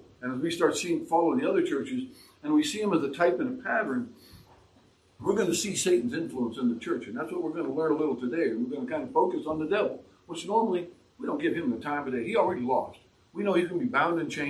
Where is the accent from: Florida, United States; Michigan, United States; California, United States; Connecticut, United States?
California, United States; San Francisco; I grew up in San Francisco. I lived there. I know the politics very, very well